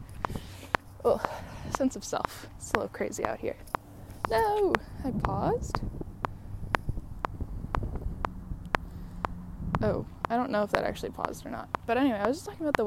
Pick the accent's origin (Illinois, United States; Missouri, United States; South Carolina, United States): Illinois, United States; Chicago; moved away as an adult; also born or lived in San Diego / New York / London; I was born in San Diego, but I grew up in Chicago, and I went to university in New York